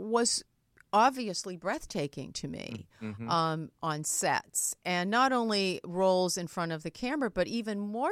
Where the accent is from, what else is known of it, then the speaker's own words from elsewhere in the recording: Maine, United States; I'm from Maine. We were farmers